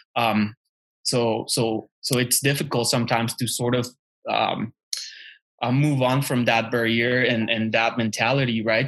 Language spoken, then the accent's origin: English; Tamaulipas, Mexico; English is a second language; now in Canada; I grew up in Mexico. I was practically raised there